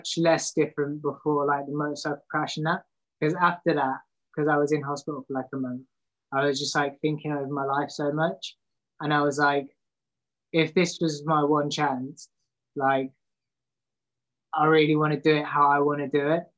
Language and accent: English; Leicester, East Midlands, United Kingdom; I was born in Leicester in the middle of England